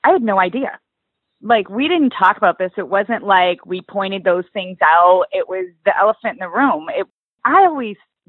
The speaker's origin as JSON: {"language": "English", "town": "Oswego", "region": "Illinois", "country": "United States", "said": "So I am from Illinois, a suburb of Chicago called Oswego. It's the Midwest, Midwestern girl."}